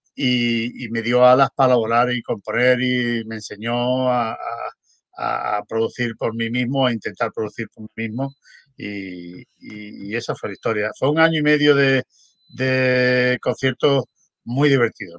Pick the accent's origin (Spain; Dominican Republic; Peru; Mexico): Spain; moved away as an adult; also born or lived in Berlin / Stockholm; yo nací en España, pero yo emigré.